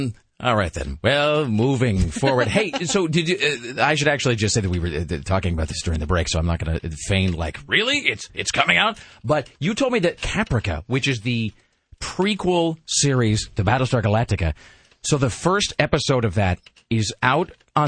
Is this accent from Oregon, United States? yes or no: yes; Tualatin, Oregon, United States; now in Milwaukee, United States; I grew up in Tualatin. I no longer live there. I live in Milwaukee. Yes, I chose Milwaukee over Tualatin.